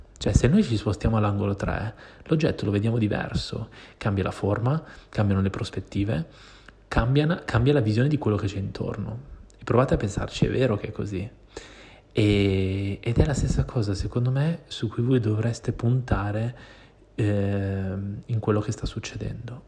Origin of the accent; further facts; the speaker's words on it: Milan, Lombardy, Italy; moved away as an adult; now in Barcelona, Spain; io sono milanese, cioè nel senso io sono nato a Milano